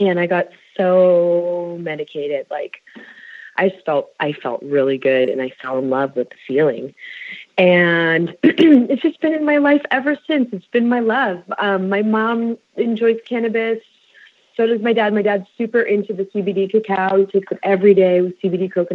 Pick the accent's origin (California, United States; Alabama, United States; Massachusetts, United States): California, United States; Bay Area; I was born and raised in the Bay Area